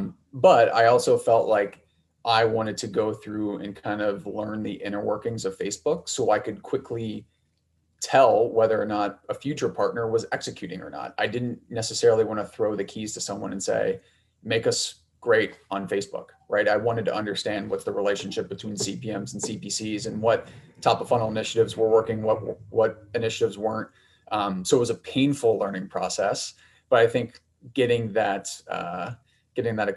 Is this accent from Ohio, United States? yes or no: yes; Ohio, United States; moved away as an adult; also born or lived in New York / Chicago; I'm from the Midwest, from Ohio, went to school out east for undergrad, ended up in New York after school